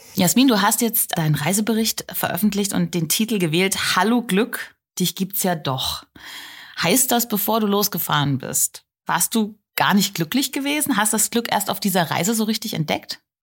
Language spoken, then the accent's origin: German; Germany; hier bei uns in Deutschland